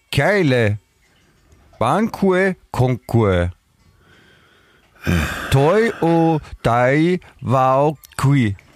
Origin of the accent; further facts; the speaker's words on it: Vienna, Austria; dann hat man natürlich vor allem als Wiener hat man dann noch mehr Rechte, äh, dann grantig zu sein